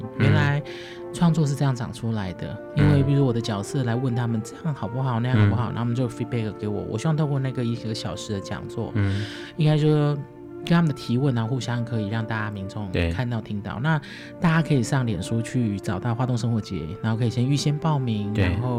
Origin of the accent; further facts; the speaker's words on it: Chiayi, Chiayi County, Taiwan; 因为我是嘉义人，我是嘉义人。嗯，然后我小时候，我从很小很小就开始学跳舞